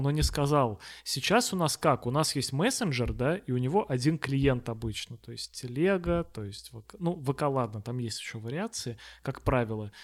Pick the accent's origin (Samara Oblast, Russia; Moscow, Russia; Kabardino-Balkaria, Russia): Samara Oblast, Russia; Togliatti; мы с вами из Тольятти